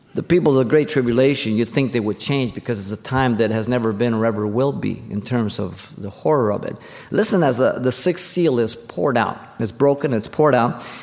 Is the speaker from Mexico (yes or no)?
yes; Mexico City, Mexico; now in United States; I was born in Mexico City, but I'm an American.